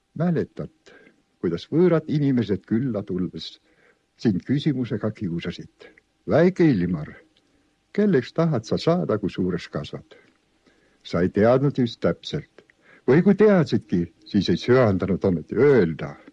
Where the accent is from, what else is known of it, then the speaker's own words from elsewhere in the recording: Ahja manor, Võnnu parish, Tartu County, Estonia; minu varasem lapsepõlv ja ka varasem poisikesepõlv möödus Tartumaal, Võnnu kihelkonnas, tolleaegses Ahjamõises